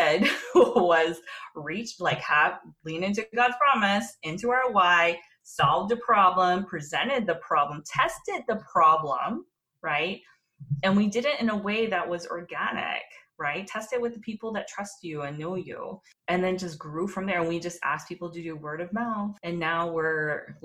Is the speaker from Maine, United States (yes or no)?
no; Texas, United States; moved away as an adult; also born or lived in Washington, D.C.; my heritage is Korean, but I was born and raised in Texas